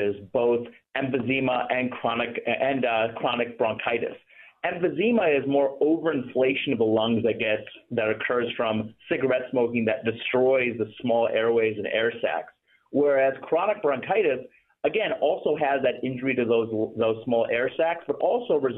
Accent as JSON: {"language": "English", "town": "Toledo", "region": "Ohio", "country": "United States", "tie": "born or raised there", "said": "I grew up in Ohio, in Toledo, Ohio"}